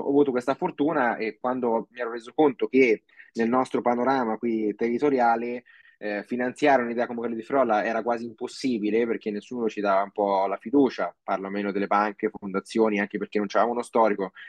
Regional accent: Castelfidardo, Marche, Italy; also born or lived in Osimo / Australia; noi siamo ad Osimo fondamentalmente, anche se io sono di Castelfidardo

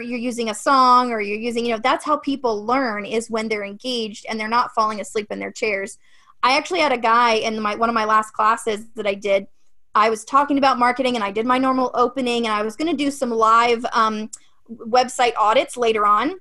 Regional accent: Ohio, United States; moved away; I'm from Ohio originally, so Midwest is kind of my thing

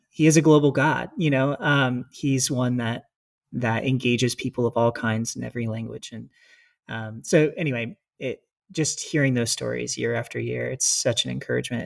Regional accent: United States; moved away as an adult; growing up in America

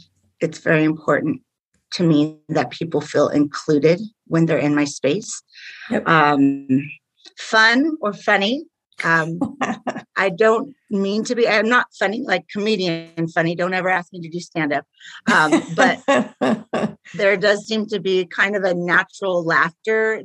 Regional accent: Riverside, California, United States; I am from Riverside, which is the Inland Empire in Southern California. I've lived here my whole life.

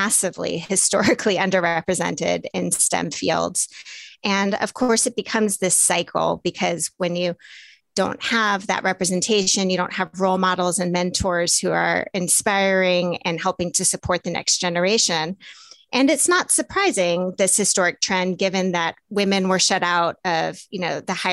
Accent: the South, United States; I grew up in the South

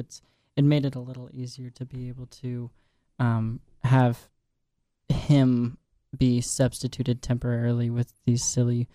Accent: Washington, District of Columbia, United States; moved away; DC especially just because that's my hometown

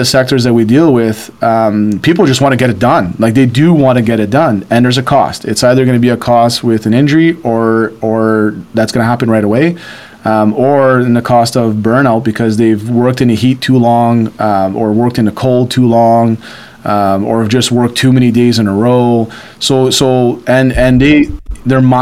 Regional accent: Sudbury, Ontario, Canada; I grew up here in Sudbury

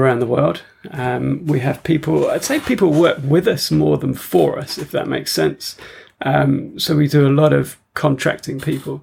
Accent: Wiltshire, South West England, United Kingdom; moved away as an adult; also born or lived in London / Australia; we came down to Wiltshire, which is where I sort of grew up

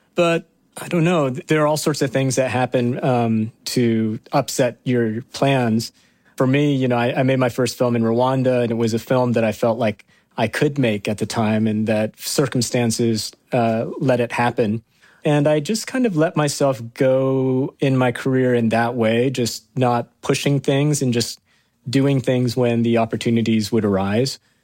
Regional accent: Arkansas, United States; I am that kid from Arkansas who grew up in a trailer home

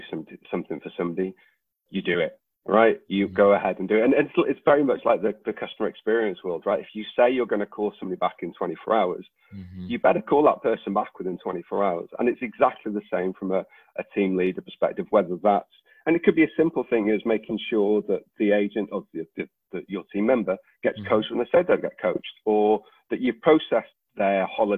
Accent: Wales, United Kingdom; I'm Welsh

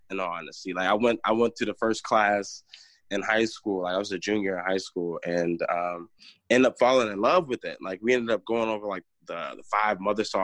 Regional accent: North Carolina, United States; born there; also born or lived in Chicago / Northwest Indiana; now in Michigan, United States; I'm from um, so born in North Carolina. I moved from North Carolina to Chicago from Chicago to Northwest Indiana, um, and now I am in Michigan.

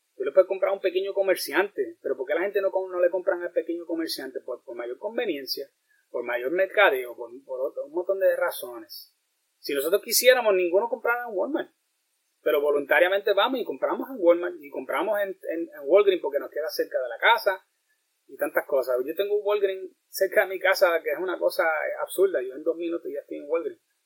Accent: Puerto Rico; como boricua

